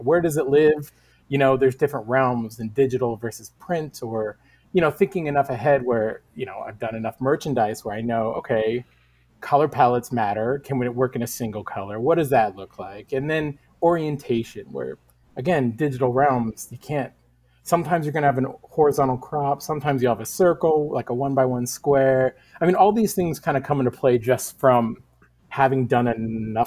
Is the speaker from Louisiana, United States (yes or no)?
no; Northern California, United States; moved away as an adult; now in Portland, United States; I'm originally from Northern California, and I moved up to Portland about 11, 12 years ago.